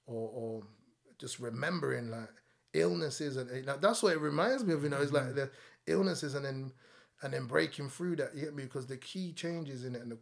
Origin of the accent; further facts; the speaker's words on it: London, United Kingdom; I grew up in Packet and Estate, which is Islington.